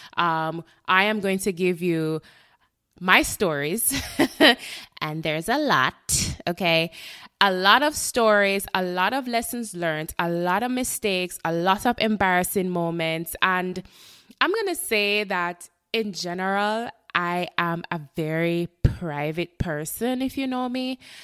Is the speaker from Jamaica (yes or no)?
yes; Jamaica; moved away as an adult; now in Florida, United States; I am a Jamaican born, um, resident of Florida, the United States